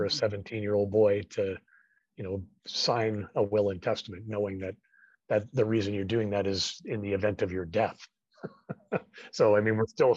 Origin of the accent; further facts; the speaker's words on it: British Columbia, Canada; also born or lived in Surrey, British Columbia; Well, I was born in Surrey, British Columbia. And I moved up into the interior of British Columbia when I was 10 years old. And I spent 7 years there before I joined the armed forces.